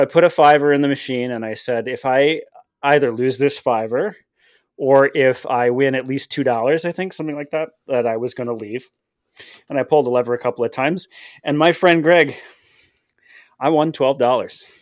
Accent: Detroit, Michigan, United States; growing up in Detroit

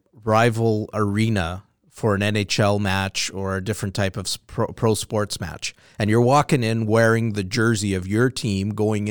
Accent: Canada; I'm Canadian.

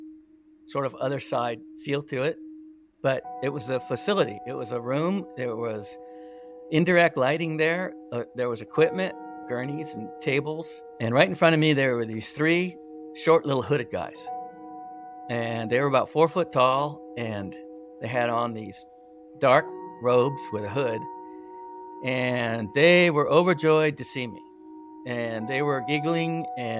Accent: California, United States; I grew up here in California, little town

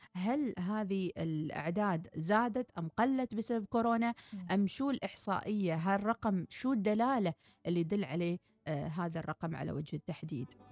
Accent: Oman; احنا كطبع عمانيين

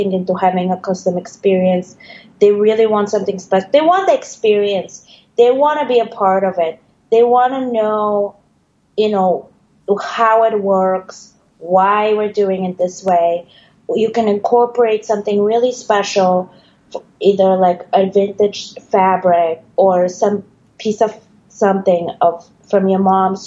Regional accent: Bulgaria; now in New York, United States; I am originally from Bulgaria. I already made it to New York, so to say.

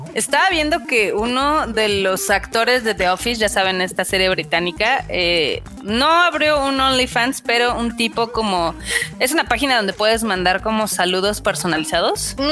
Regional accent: State of Mexico, Mexico; Yo también soy del Establo de México

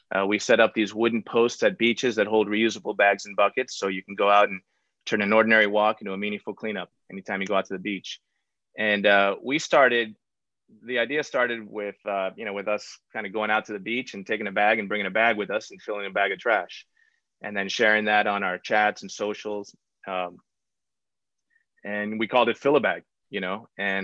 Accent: Key Biscayne, Florida, United States; born or raised there; also born or lived in Derby, Connecticut

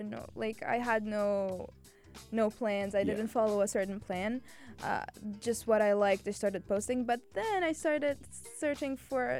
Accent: Cairo, Cairo Governorate, Egypt; moved away as an adult; also born or lived in Alexandria; now in United Arab Emirates; I was born in Alexandria. Alexandria. Yes. Okay. But I lived like my whole life in Cairo. Okay. But I belong to Alexandria. I belong there.

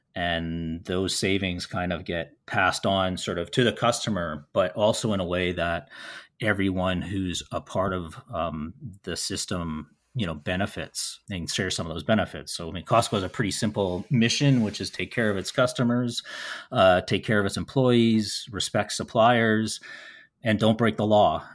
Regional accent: Winnipeg, Manitoba, Canada; growing up in Winnipeg

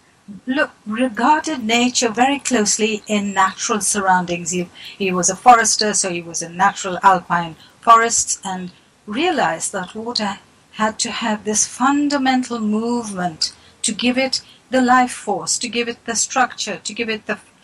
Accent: South India, India; moved away; originally I come from South India, where water is revered and respected

